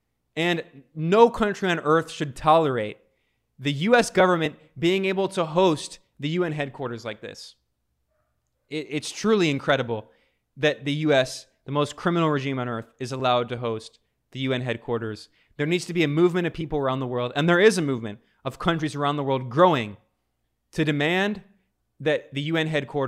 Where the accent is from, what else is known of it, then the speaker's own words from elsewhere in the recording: United States; moved away as an adult; as someone born and raised in the United States that has left the United States.